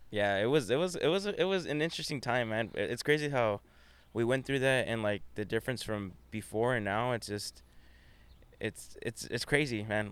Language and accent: English; Whittier, California, United States; I grew up in Whittier